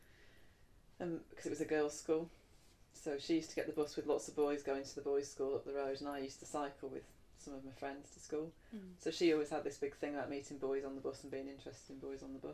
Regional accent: United Kingdom; moved away as an adult; also born or lived in the Midlands; I grew up in the Midlands to start off with, till I was nine, different places. And then my mum and dad moved down to south of London. So I lived there till I was 18

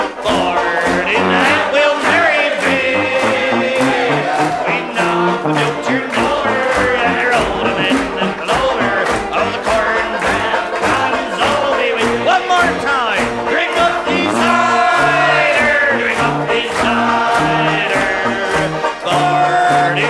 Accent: the West Country, South West England, United Kingdom; I'm from the Southwest country

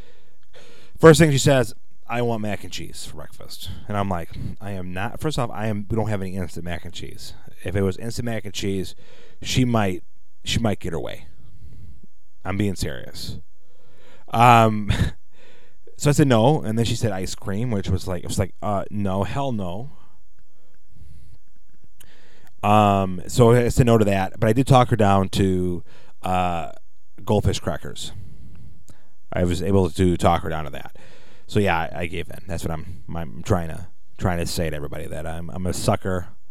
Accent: Chicago, Illinois, United States; I'm from Chicago. I sometimes talk like I'm from Chicago

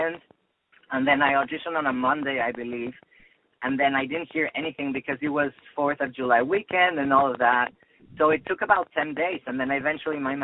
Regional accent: Mexico City, Mexico; moved away as an adult; also born or lived in Boston; now in Los Angeles, United States; I grew up in Mexico City. I'm half Spanish, half Mexican. My family from my mom's side is in Madrid. And but I grew up in Mexico City, but I went to university in Boston

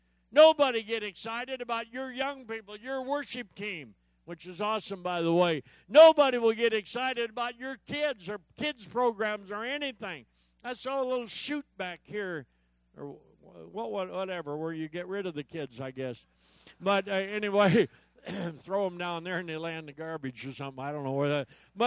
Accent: Yakima, Washington, United States; I said, I'm from Yakima, Washington.

